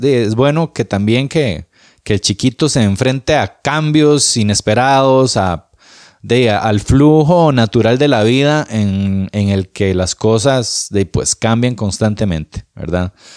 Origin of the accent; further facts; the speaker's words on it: Moravia, San José, Costa Rica; Moravia, mi ciudad, mi pueblo lindo.